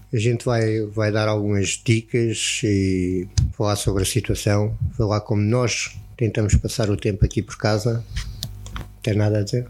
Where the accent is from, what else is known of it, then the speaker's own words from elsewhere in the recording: Algarve, Portugal; Nós somos algarvios